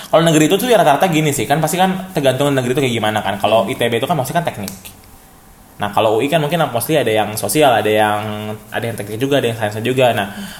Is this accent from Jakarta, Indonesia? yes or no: yes; Jakarta, Indonesia; also born or lived in Bandung; kita sebagai warga CGK